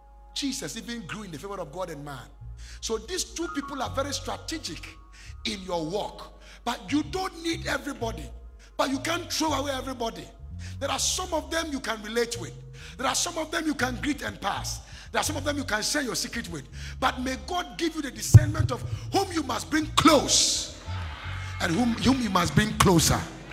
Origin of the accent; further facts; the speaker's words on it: Kojokrom, Western Region, Ghana; also born or lived in Lagos, Nigeria / Atonsu Bokro, Ghana; I came from Kojokrom straight to Lagos to go to Bible school